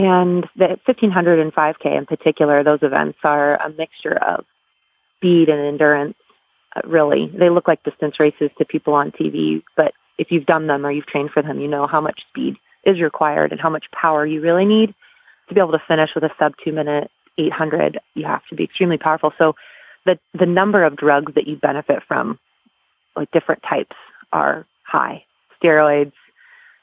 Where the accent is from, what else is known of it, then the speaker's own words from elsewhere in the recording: United States; being an American